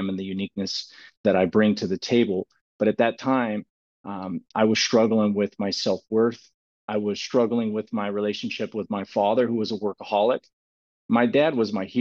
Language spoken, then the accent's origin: English; Clovis, California, United States; I found out when I was a young kid that I was gifted with sports, and sports was a really big thing in the communities of Clovis